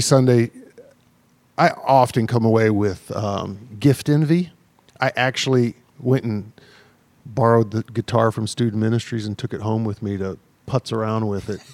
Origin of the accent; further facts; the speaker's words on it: the South, United States; the church I grew up in the South, uh, you know, a Baptist church